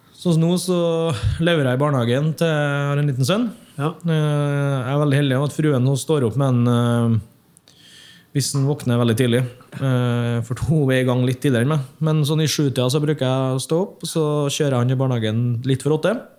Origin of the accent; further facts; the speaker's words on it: Hemne, Trøndelag, Norway; moved away; jeg kommer fra Hemne